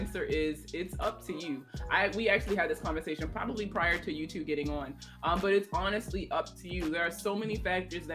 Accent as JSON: {"language": "English", "region": "Northeast", "country": "United States", "said": "I'm from the Northeast and we're so full of ourselves"}